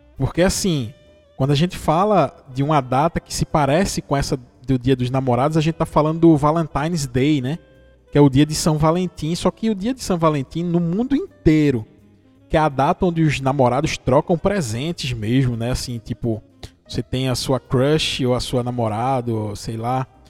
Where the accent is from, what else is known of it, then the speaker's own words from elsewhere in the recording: interior of Pernambuco, Brazil; eu sou do interior de Pernambuco, você já deve ter percebido pelo sotaque. Eu sou de uma cidadezinha aqui do interior de Pernambuco